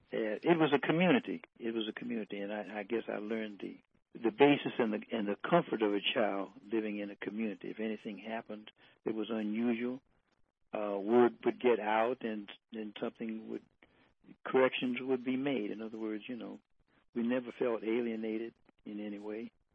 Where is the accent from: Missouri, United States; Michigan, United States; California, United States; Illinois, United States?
Michigan, United States; Detroit; I lived in Detroit. I was born in Detroit